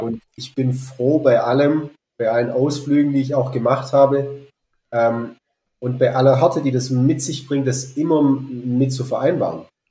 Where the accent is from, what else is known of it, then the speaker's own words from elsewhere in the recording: Fils Valley, Baden-Württemberg, Germany; also born or lived in Berlin; Ich bin hier im Filztal aufgewachsen.